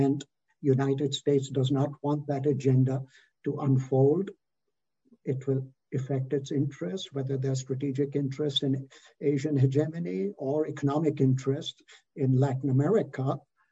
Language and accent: English; Canada; I'm a Canadian